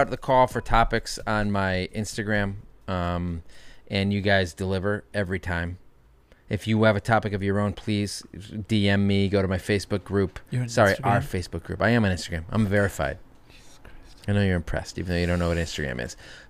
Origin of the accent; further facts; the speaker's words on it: Connecticut, United States; also born or lived in Raleigh; now in New York City, United States; I'm from Connecticut